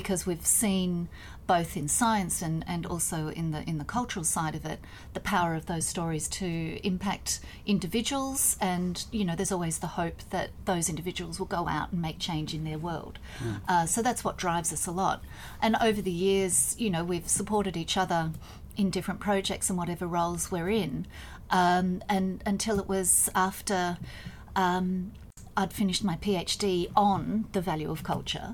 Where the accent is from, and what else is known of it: Australia